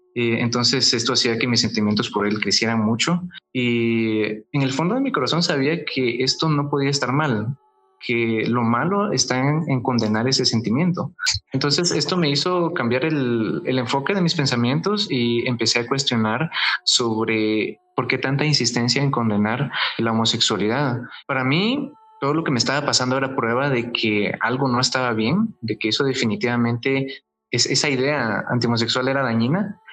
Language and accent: Spanish; Guatemala; He vivido en Guatemala toda mi vida